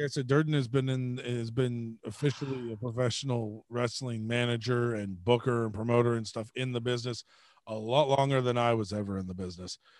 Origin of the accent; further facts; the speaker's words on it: Georgia, United States; growing up in Georgia